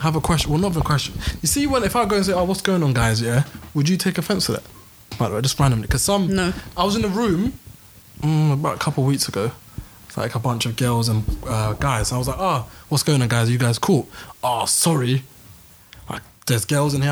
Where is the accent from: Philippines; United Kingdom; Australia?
United Kingdom; London; growing up in London